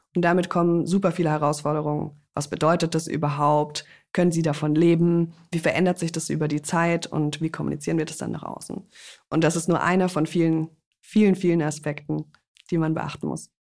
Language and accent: German; Freiburg, Baden-Württemberg, Germany; Wir kommen beide aus Freiburg